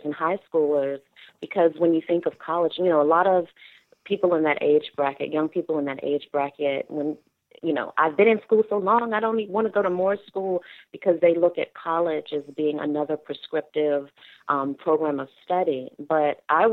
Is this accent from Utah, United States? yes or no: no; Maryland, United States; also born or lived in Washington, D.C.; I lived in Washington, D.C. until maybe the age of 5 before my mother moved us to Montgomery County. And so my childhood growing up was split between living in both Montgomery County, Maryland, and Prince George's County, Maryland